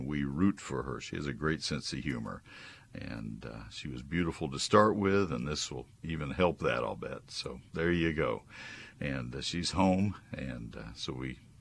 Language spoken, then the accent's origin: English; College Station, Texas, United States; also born or lived in Dallas-Fort Worth; my home when I was growing up in College Station